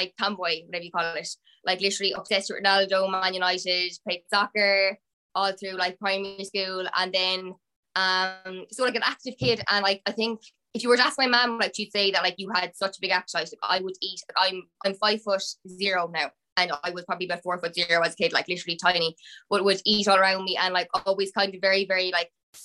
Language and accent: English; Limerick, Munster, Ireland; I'm from Limerick